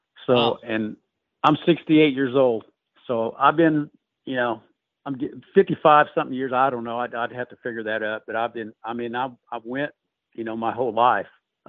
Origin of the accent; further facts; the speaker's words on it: Missouri, United States; We had a lot of quail when I was growing up in Missouri